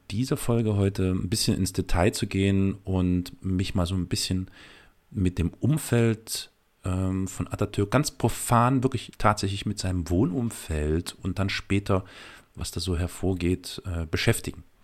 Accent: East Germany, Germany; ihr seid aus dem Westen, ich bin aus dem Osten.

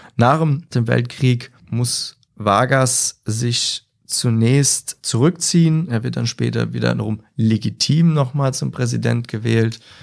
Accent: Landstuhl, Rhineland-Palatinate, Germany; aus meinem Heimatort Landstuhl

